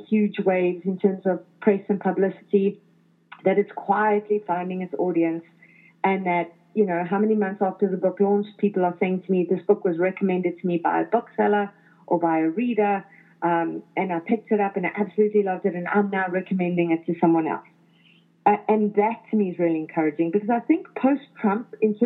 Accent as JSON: {"language": "English", "town": "Johannesburg", "region": "Gauteng", "country": "South Africa", "tie": "born or raised there", "moved": "as an adult", "lives_now": "Toronto, Canada", "said": "growing up in South Africa"}